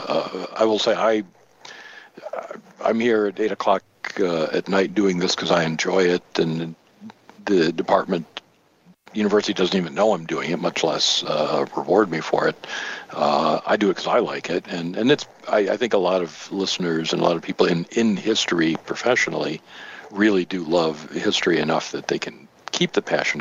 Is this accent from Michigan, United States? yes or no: yes; Highland Park, Michigan, United States; also born or lived in Grosse Pointe, Michigan; I grew up in Highland Park and then later moved to Grosse Pointe